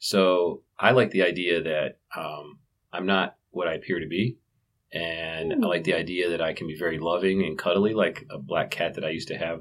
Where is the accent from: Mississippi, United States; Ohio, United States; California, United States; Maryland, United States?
Ohio, United States; Canton; also born or lived in Wheeling, West Virginia; I was born in Wheeling, West Virginia, and I grew up in Canton, Ohio